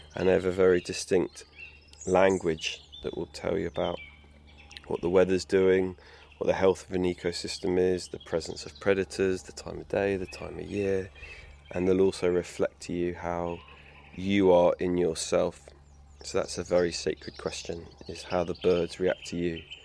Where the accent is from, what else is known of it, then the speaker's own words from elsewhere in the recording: England, United Kingdom; I grew up in England